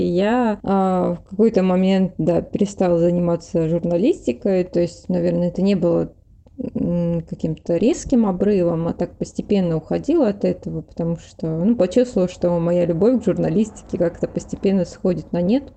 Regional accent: Livny, Oryol Oblast, Russia; moved away as an adult; now in Moscow, Russia; я не родилась в Орле, я ж родилась в Ливнах

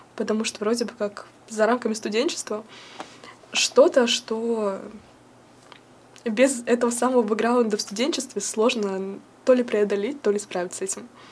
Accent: Voronezh, Voronezh Oblast, Russia; moved away as an adult; now in Moscow, Russia; я приехала из Воронежа

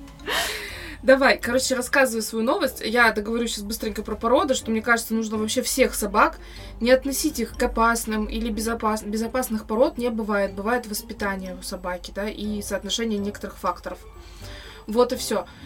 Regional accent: Russia; я родилась в России

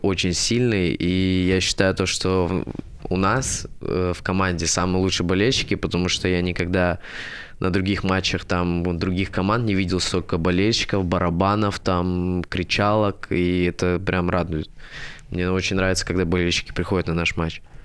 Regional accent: Sochi, Krasnodar Krai, Russia; moved away; я сам из Сочи

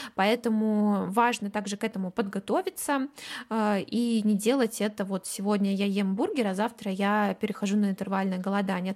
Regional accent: Kaliningrad, Kaliningrad Oblast, Russia; вот я из Калининграда

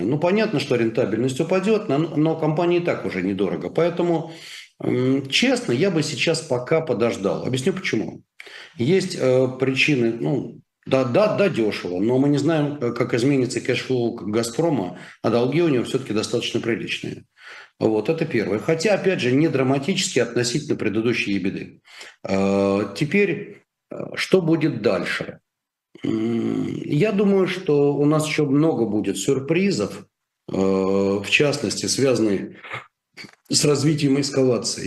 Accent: Russia; я гораздо больше россиянин, чем ты

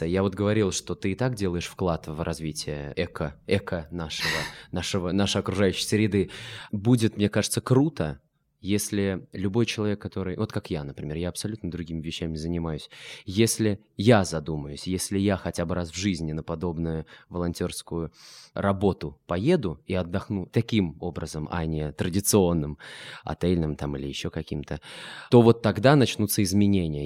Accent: Ulyanovsk, Ulyanovsk Oblast, Russia; Я сам из Ульяновска

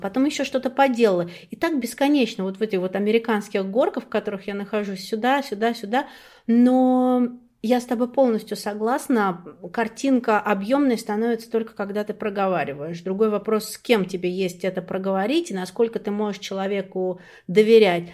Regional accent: Klin, Moscow Oblast, Russia; была лучшим бухгалтером города Клин. Это мой родной город

